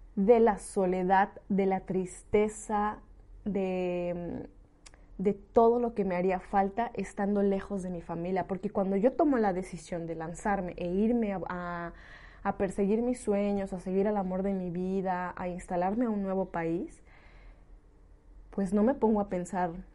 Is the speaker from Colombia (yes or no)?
no; Mexico; moved away as an adult; now in Lyon, France; soy una mexicana que tomó esta decisión hace dos años, dejó su país